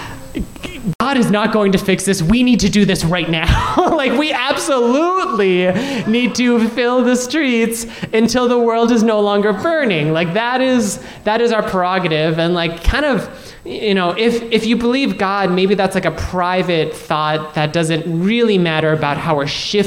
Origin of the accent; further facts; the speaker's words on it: Minnesota, United States; I was born here in Minnesota, raised here in Minnesota